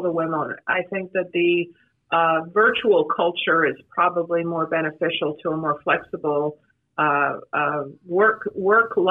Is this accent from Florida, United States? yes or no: yes; Palm Beach County, Florida, United States; I grew up in Palm Beach County. I went to Palm Beach Gardens High School